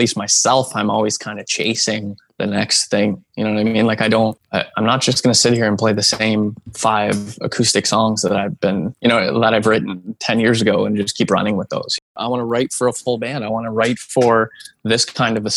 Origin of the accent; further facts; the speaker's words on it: New Hamburg, Ontario, Canada; my hometown of New Hamburg